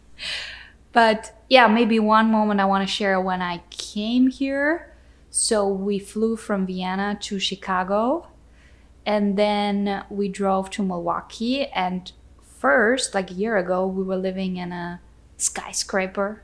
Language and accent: English; Austria; moved away as an adult; now in Wisconsin, United States; I was born and grew up in Austria.